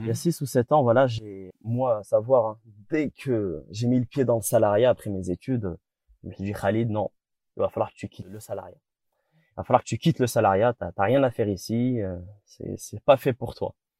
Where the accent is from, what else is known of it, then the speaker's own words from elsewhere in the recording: Morocco; je suis marocain